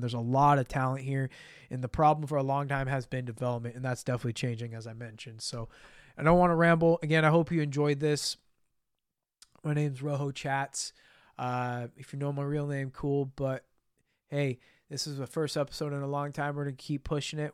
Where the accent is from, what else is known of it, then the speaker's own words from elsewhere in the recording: United States; as an American